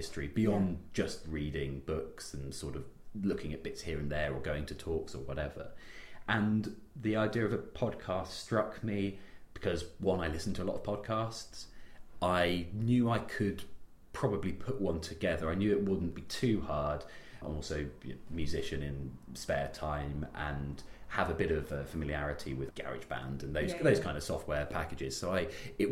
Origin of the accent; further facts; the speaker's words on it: Bristol, South West England, United Kingdom; also born or lived in Oxford; I am Bristolian. I was born in Bristol, always lived outside of the city, but I went to school in Bristol.